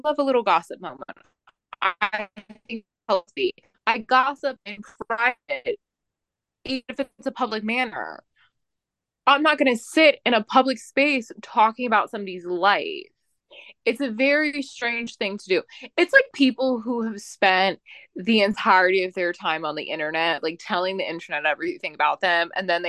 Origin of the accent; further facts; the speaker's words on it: Las Vegas, Nevada, United States; I'm from Vegas, and everyone's like, yeah, Euphoria is not that bad if you went to high school like in Vegas.